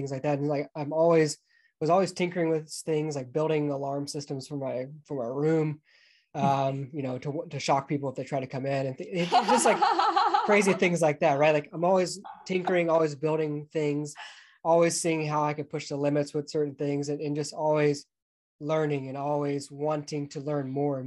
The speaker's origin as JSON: {"language": "English", "town": "Atlanta", "region": "Georgia", "country": "United States", "tie": "born or raised there", "moved": "yes", "said": "I grew up just outside of Atlanta, Georgia"}